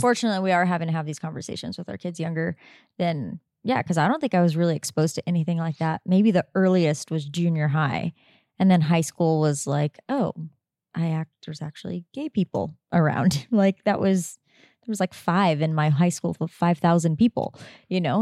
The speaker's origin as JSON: {"language": "English", "region": "Southern California", "country": "United States", "tie": "born or raised there", "also_born_or_lived": "Oregon", "moved": "as an adult", "lives_now": "Sedona, United States", "said": "we, … and I grew up in Southern California and we lived there for most of our life"}